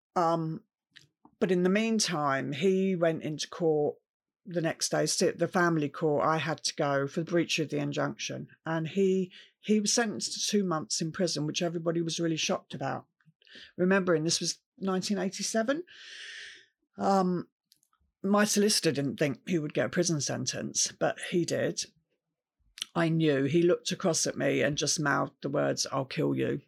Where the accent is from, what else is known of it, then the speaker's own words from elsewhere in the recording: Camberley, South East England, United Kingdom; I grew up in Camberley, which is a town in Surrey